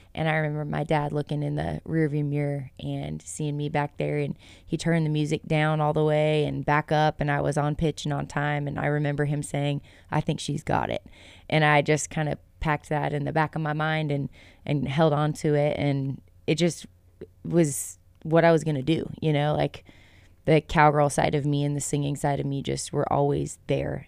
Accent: Lewisville, Texas, United States; moved away as an adult; also born or lived in Thackerville, Oklahoma; now in West Texas, United States; I grew up in North Texas. So Louisville is where I was born and raised

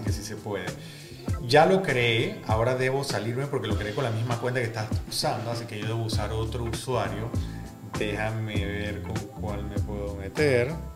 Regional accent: Panama; somos todos panameños

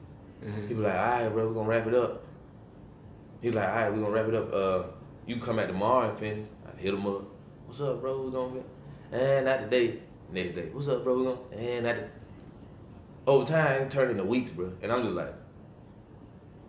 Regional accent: Rock Hill, South Carolina, United States; I'm from Rock Hill.

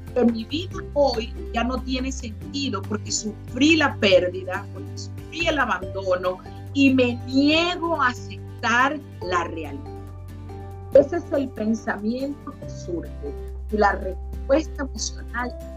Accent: Venezuela; moved away as an adult; now in Florida, United States; Soy venezolana y salí de mi país

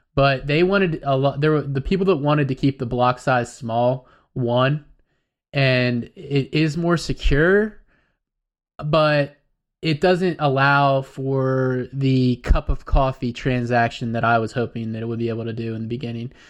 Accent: United States; us as Americans, I'm an American

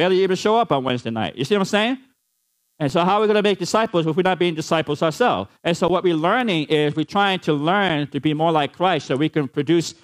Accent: New York City, New York, United States; I grew up in the Bronx, New York

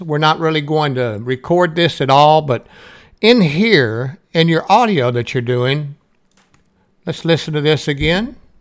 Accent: the South, Southern United States, United States; accent: Southern; I have a Southern voice. There's nothing I can do about my accent and how I talk

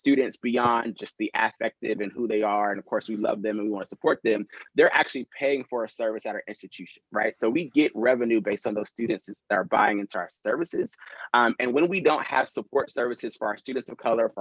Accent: North Carolina, United States; moved away as an adult; also born or lived in Tampa; I love growing up in North Carolina

